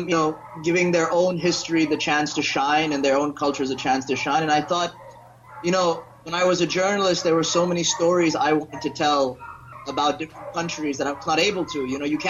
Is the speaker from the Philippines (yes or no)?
yes; Philippines; also born or lived in India / Thailand / Singapore / United States; I was born in India. I grew up in the Philippines, Thailand, Singapore, and the U.S. I've also lived in Europe, Africa, the Caribbean.